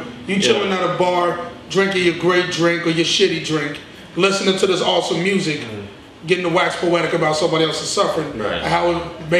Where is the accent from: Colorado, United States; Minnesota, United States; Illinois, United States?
Illinois, United States; Chicago; I'm from Chicago.